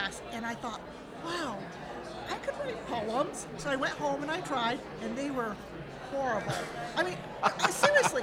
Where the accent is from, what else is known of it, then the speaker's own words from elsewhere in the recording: South Deerfield, Massachusetts, United States; Born and raised in South Deerfield, and I love that area.